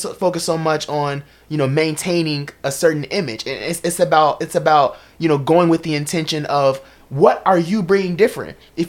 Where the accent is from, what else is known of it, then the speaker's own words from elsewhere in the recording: Chicago, Illinois, United States; Can't even talk about it because I'm from Chicago.